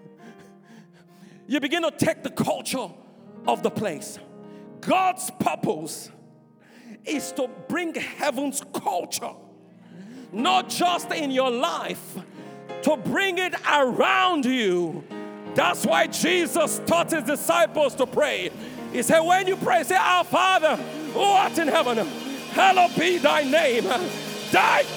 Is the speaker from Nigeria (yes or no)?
yes; Nigeria; I'm Nigerian